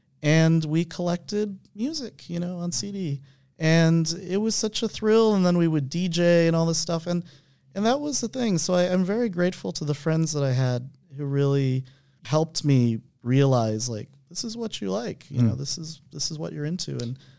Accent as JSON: {"language": "English", "town": "Buffalo", "region": "New York", "country": "United States", "tie": "born or raised there", "also_born_or_lived": "New Haven, United States", "said": "I was born in New Haven, Connecticut. And my mom was a librarian at the college, and then we lived there for a year and then moved to a cold place called Buffalo, New York, if anybody knows that."}